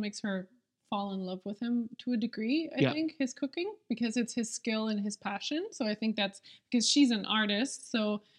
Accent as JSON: {"language": "English", "country": "Germany", "tie": "born or raised there", "said": "I think I grew up in a smaller city. So as a child or in my teenage years, I think I wasn't exposed to as many sort of cuisines."}